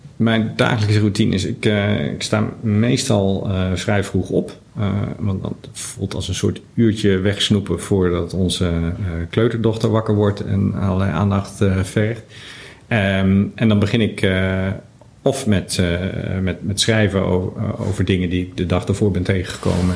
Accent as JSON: {"language": "Dutch", "country": "Netherlands", "said": "we in Nederland"}